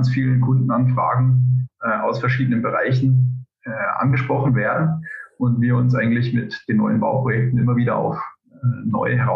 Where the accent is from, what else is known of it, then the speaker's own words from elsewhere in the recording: Upper Palatinate, Bavaria, Germany; moved away as an adult; also born or lived in United States; now in Zurich, Switzerland; Ich äh, bin gebürtiger Oberpfälzer und äh, eigentlich könnten wir jetzt in unserem Dialektport fahren